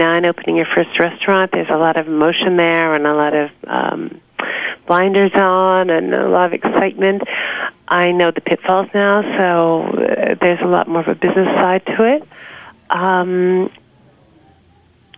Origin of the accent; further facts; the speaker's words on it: New York, United States; also born or lived in Long Island; I was born and raised in New York